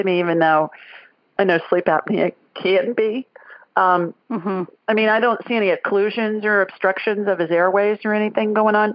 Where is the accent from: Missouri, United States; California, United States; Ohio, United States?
Ohio, United States; Columbus; moved away; I grew up in Columbus. I was born and raised there.